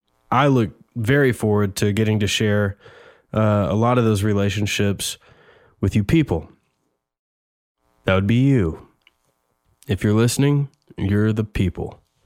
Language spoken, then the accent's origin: English; Nashville, Tennessee, United States; I was born and raised in Nashville, Tennessee. I grew up in a Christian home